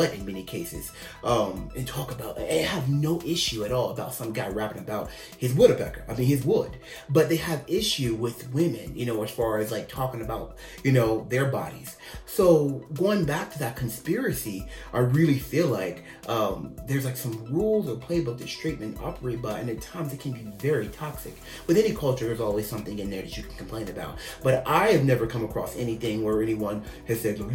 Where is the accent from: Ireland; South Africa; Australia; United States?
United States; I'm the American bi guy